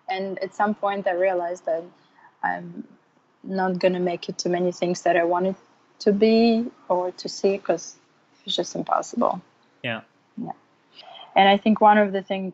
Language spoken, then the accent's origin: English; Samara, Samara Oblast, Russia; moved away as an adult; also born or lived in New York; now in California, United States; I'm from Russia, from the town called Samara. And I moved to New York about 8 years ago to pursue the graduate degree